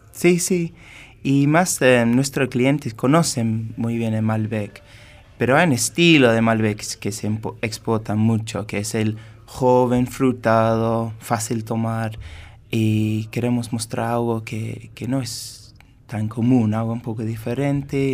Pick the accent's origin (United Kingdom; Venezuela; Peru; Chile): United Kingdom; England; Spanish is a second language; moved away as an adult; now in Mendoza, Argentina; soy inglés y estuve trabajando como sommelier